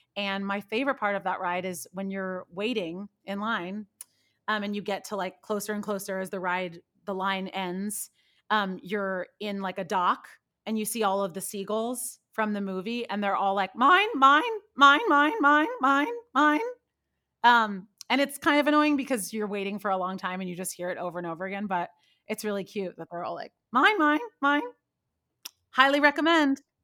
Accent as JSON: {"language": "English", "region": "Northern California", "country": "United States", "tie": "born or raised there", "said": "I grew up in California, in Northern California"}